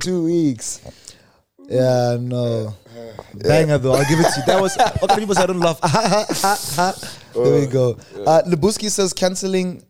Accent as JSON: {"language": "English", "town": "Polokwane", "region": "Limpopo", "country": "South Africa", "tie": "born or raised there", "said": "we grew up in Polokwane"}